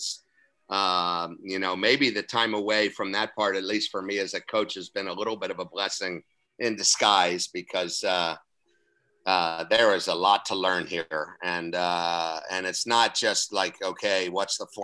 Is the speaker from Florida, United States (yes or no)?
yes; Central Florida, United States; moved away as an adult; now in Toledo, United States; my areas are not only Central Florida and then up and into Jacksonville. So that's my area kind of back in my hometown and area